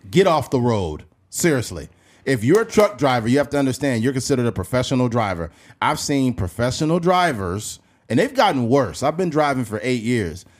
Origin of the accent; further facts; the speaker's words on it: Bakersfield, California, United States; I'm from Bakersfield